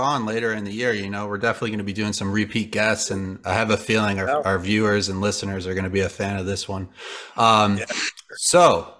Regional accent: Cleveland, Ohio, United States; I'm from Cleveland, Ohio

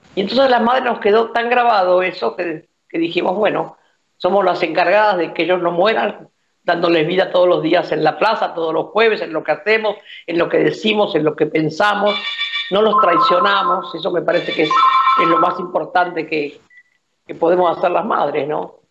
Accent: Argentina; Yo me siento más que argentino latinoamericana

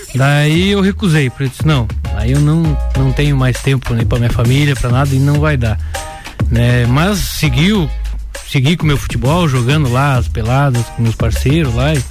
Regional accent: São José do Cerrito, Santa Catarina, Brazil; moved away as an adult; also born or lived in Timbó; now in Lages, Brazil; Eu sou, sou caruense. Nascido em São José de Serrito

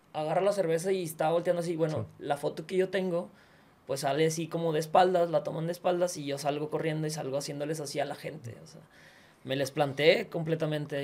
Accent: Monterrey, Nuevo León, Mexico; soy regio

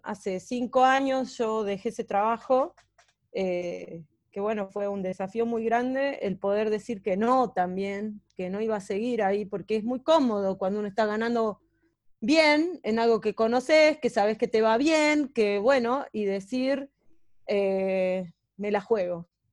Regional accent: Catamarca, Argentina; moved away; yo soy de Catamarca

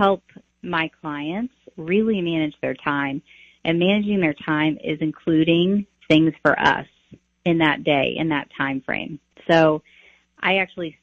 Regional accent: Taylorville, Illinois, United States; I grew up in Taylorville, Illinois. So that's my hometown

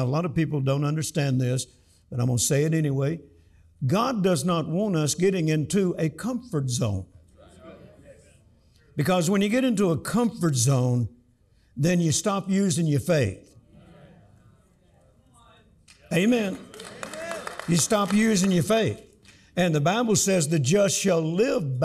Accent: Louisiana, United States; accent: Southern; moved away as an adult; also born or lived in Mississippi; now in Texas, United States; I was born on a farm in Mississippi. I grew up in Louisiana, and now I live in Texas. So I'm still Southern to the core

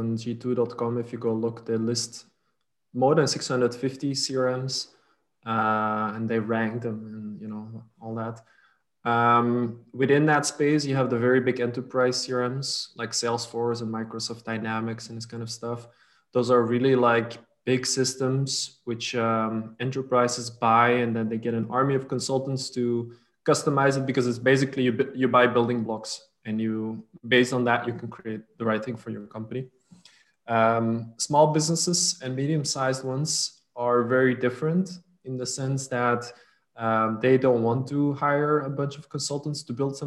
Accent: Flanders, Belgium; first language Dutch; English is a second language; also born or lived in French-speaking part of Belgium / Milan, Italy; my mother tongue is Dutch. Because I live in the north of Belgium, the Dutch-speaking part, next to the Netherlands as well. I grew up in the French-speaking part for a few years

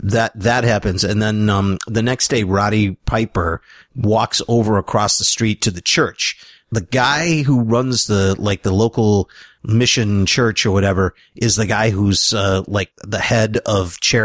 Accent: Sweden; English is a second language; Yeah, I'm from Sweden.

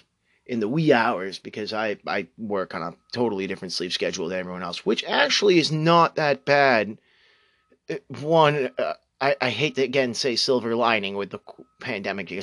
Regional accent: New England, United States; my hometown and my current residing town, old property that my family owns

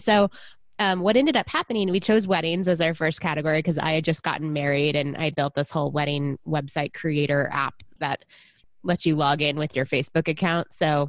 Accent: Texas, United States; moved away; I was originally from Texas, so that's where I was before I built it, a long time ago. I grew up in the 80s and 90s as a little girl

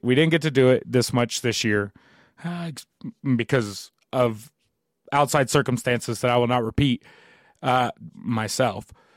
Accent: New Albany, Indiana, United States; I'm from New Albany, Indiana

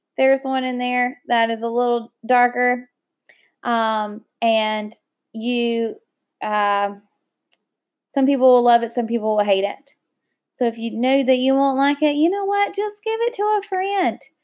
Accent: United States; I love my country, and I love being an American

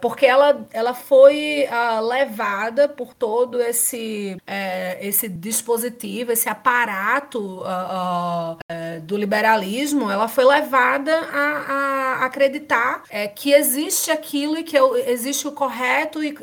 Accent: Brazil; até eu abrir a boca, por exemplo, ninguém sabe que eu sou brasileira.

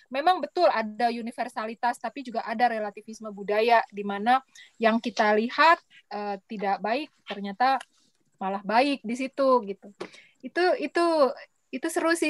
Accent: Jakarta, Indonesia; Aku lahir besar di Jakarta, Mas.

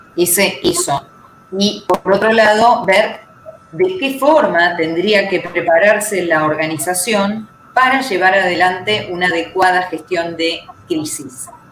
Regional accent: Argentina; mi mirada como, abogada argentina

